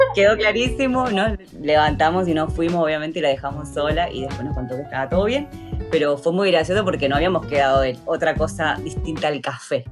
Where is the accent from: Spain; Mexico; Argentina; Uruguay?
Argentina; moved away; soy argentina